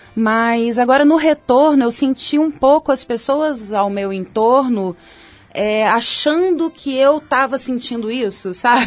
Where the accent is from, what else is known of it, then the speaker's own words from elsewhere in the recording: Belo Horizonte, Minas Gerais, Brazil; moved away; also born or lived in Salvador; minha adolescência em BH foi super tranquila